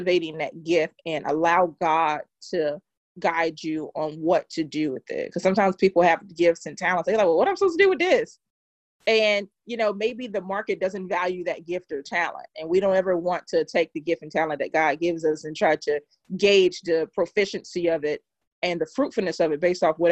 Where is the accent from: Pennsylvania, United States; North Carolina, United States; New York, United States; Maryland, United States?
North Carolina, United States; Durham; I am from Durham, North Carolina, Bull City.